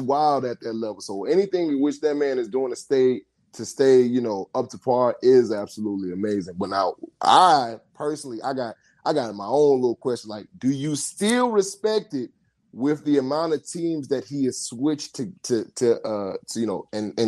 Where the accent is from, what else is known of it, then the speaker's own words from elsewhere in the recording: Houston, Texas, United States; I'm from Houston